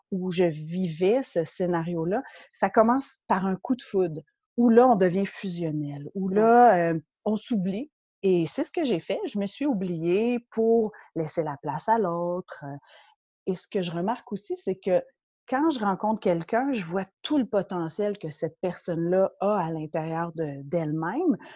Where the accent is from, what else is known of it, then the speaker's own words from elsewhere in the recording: Montreal, Quebec, Canada; je suis québécoise, ouais, née à Montréal et je vis maintenant à la campagne.